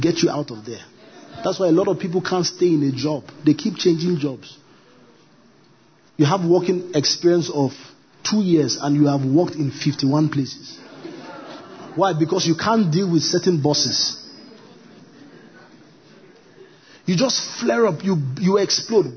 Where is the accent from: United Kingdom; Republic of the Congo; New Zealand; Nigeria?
Nigeria; I'm a Nigerian